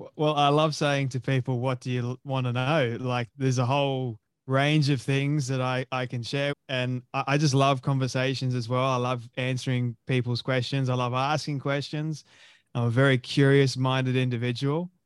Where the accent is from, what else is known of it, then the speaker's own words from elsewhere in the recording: Sydney, New South Wales, Australia; moved away as an adult; now in Sunshine Coast, Australia; I was born and raised in Sydney, Australia. The suburb of Westmead.